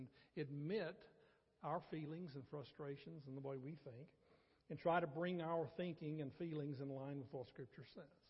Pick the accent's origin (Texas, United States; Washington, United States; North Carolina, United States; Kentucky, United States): North Carolina, United States; now in Athens, TX, United States; as a small boy growing up in North Carolina